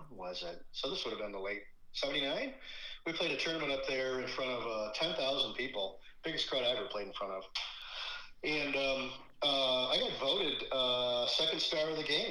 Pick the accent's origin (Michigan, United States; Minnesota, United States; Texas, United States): Michigan, United States; growing up in Michigan up north is, where I live in Kalamazoo